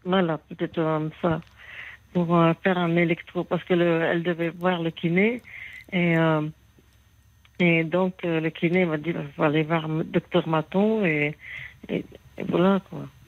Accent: Béthune, Hauts-de-France, France; je suis native du Pas-de-Calais

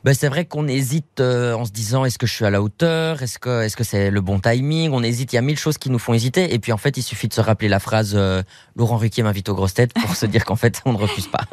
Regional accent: Belgium; en tant que Belge

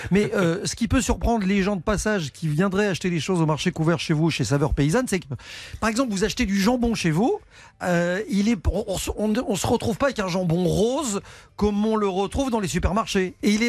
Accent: Brussels, Brussels-Capital Region, Belgium; on va chez moi à Bruxelles.

